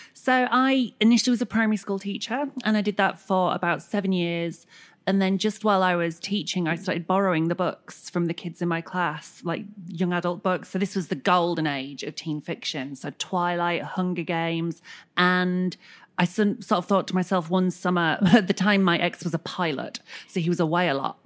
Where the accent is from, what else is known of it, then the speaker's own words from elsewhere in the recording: Bradford, Yorkshire and the Humber, United Kingdom; I was growing up in Bradford